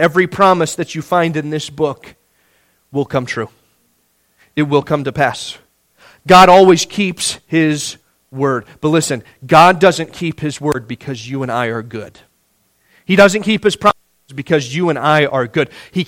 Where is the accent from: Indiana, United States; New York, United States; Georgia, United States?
Indiana, United States; moved away; I'm from Indiana